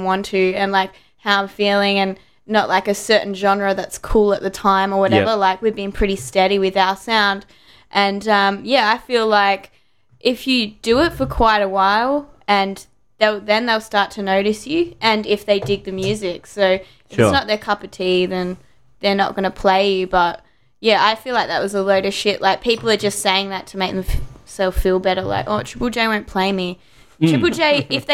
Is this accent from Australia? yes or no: yes; Perth, Western Australia, Australia; also born or lived in Victoria, Australia; I was born there. But, yeah, I've been in Perth longer than Victoria